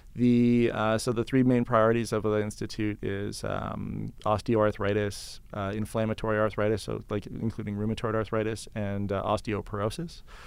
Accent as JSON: {"language": "English", "area": "just outside of Toronto", "region": "Ontario", "country": "Canada", "tie": "born or raised there", "also_born_or_lived": "London, Ontario", "moved": "as an adult", "lives_now": "Calgary, Canada", "said": "I was born in Ontario and then just outside of Toronto"}